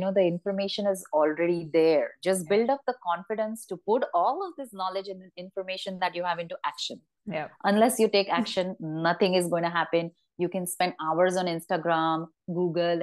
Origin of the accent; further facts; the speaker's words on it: Ratnagiri, Maharashtra, India; growing up in Ratnagiri